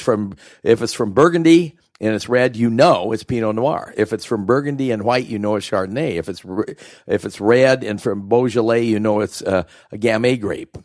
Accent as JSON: {"language": "English", "region": "Oregon", "country": "United States", "tie": "born or raised there", "moved": "as an adult", "said": "I grew up here in Oregon"}